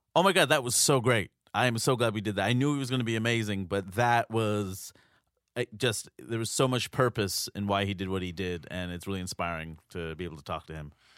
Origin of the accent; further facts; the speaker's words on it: New York City, New York, United States; I grew up in New York City